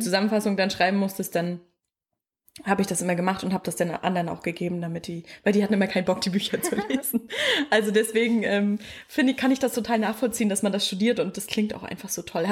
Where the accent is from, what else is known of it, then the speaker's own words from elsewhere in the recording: Mecklenburg-Vorpommern, Germany; moved away; ich komme ja aus dem Dorf, ich glaube, das hat nur 100 Einwohner